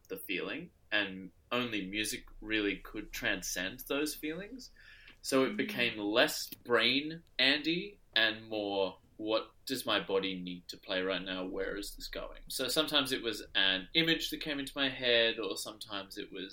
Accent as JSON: {"language": "English", "town": "Adelaide", "region": "South Australia", "country": "Australia", "tie": "born or raised there", "moved": "yes", "lives_now": "Sydney, Australia", "said": "my hometown in Adelaide"}